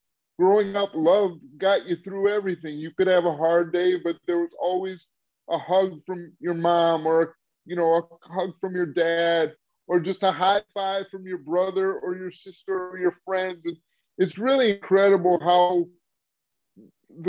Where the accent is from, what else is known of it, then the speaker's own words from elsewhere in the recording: Michigan, United States; I grew up in Michigan